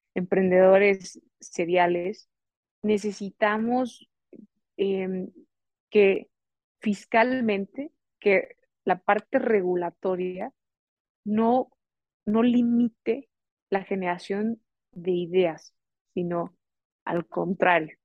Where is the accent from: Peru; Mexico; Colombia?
Mexico; con los resilientes y también creativos que somos mexicanos